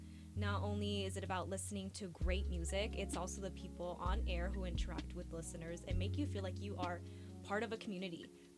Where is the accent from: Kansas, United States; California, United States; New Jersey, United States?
California, United States; Bay Area; moved away as an adult; now in Davis, United States; growing up in the Bay Area.